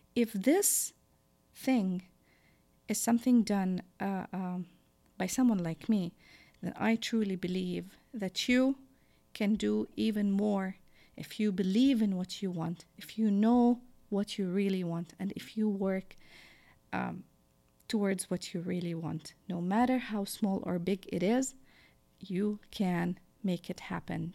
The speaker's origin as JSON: {"language": "English", "country": "Jordan", "tie": "born or raised there", "second_language": "English", "moved": "as an adult"}